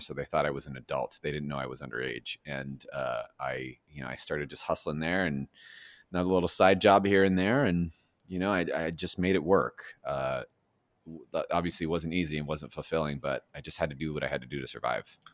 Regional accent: Los Angeles, California, United States; also born or lived in Alhambra, California; I was born in the uh, Garfield Medical Center, which is in Alhambra, and then I grew up in Monterey Park and Echo Park, and just kind of all over there

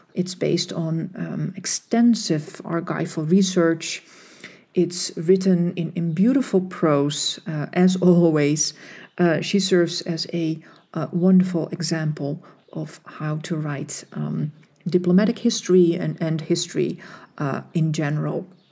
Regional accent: Netherlands; I was born and raised in the Netherlands.

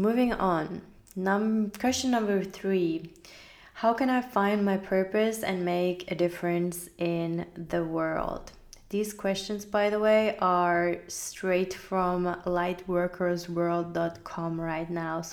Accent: Finland; I grew up in Finland, so having faith in anything wasn't really a very accepted thing

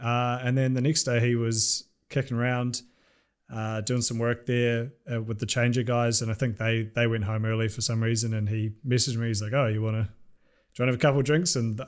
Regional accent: New Zealand; which I'm not from Auckland and I don't like Auckland. But like down where I'm from and like bumfuck nowhere, those things just don't exist.

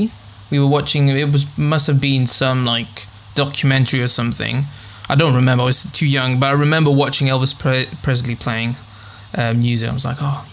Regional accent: Thessaloniki, Central Macedonia, Greece; I'm half. So my dad's English. He's from Liverpool, and my mum's from Greece, from a small town in northern Greece called Kavala. But we've moved quite a few times. So I've grown up in Thessaloniki, which is another northern city in Greece

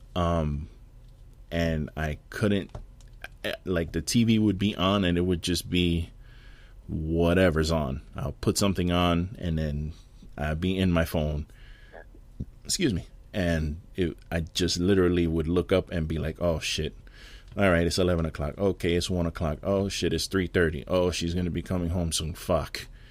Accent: New York City, New York, United States; moved away; my city and my hometown

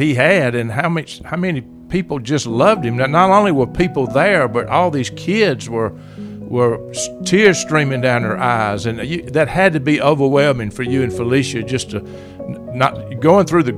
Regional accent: the South, United States; I grew up in the South

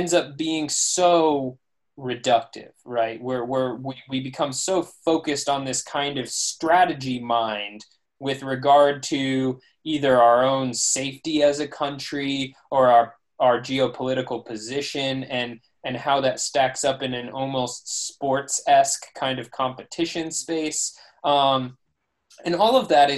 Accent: United States; me as an American

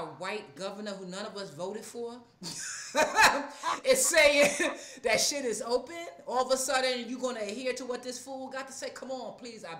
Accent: New York, United States; now in Atlanta, United States; as a New Yorker

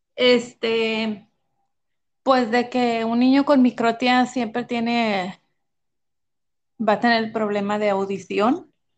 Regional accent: Monterrey, Nuevo León, Mexico; Soy de Monterrey, México, Monterrey, Nuevo León, México

